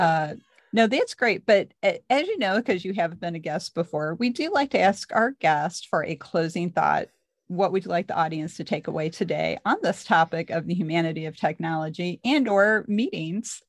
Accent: Missouri, United States; I'm from Missouri.

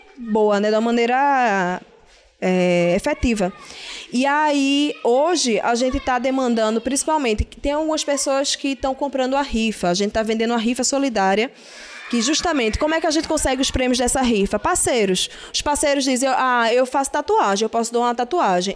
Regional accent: Recife, Pernambuco, Brazil; eu não sou daqui do Ibura, eu sou da Guabiraba

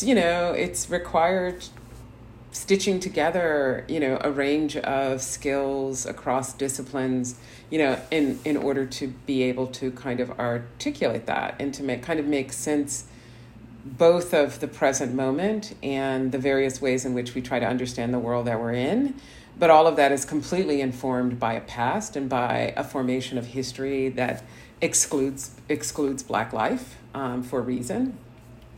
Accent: New Jersey, United States; I'm a girl from Jersey.

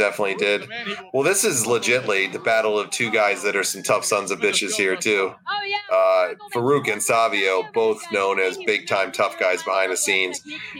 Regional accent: New York City, New York, United States; I'm ashamed to even say this right now as a New Yorker. I'm embarrassed to be a New Yorker right now.

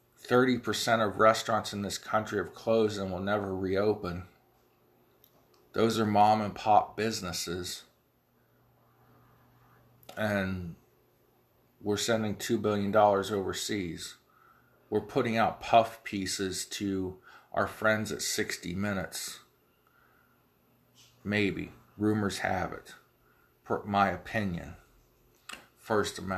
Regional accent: United States; I'm an American

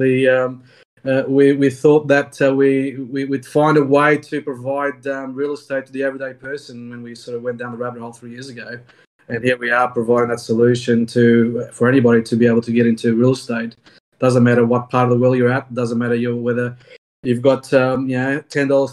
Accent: Australia; I'm an Australian CPA accountant

